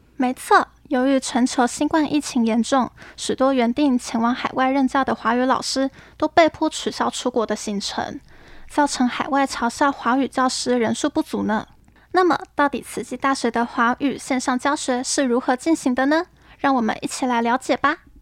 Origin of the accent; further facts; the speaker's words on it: western Taiwan, Taiwan; moved away as an adult; now in Hualien, Taiwan; 我是从西部来到花莲读书